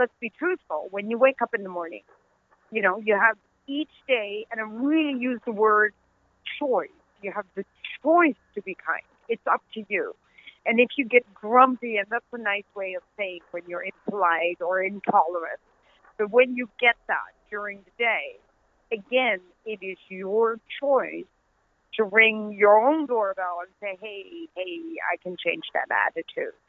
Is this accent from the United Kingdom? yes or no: no; Netherlands; accent: Dutch; also born or lived in Pakistan; now in United States; my Dutch accent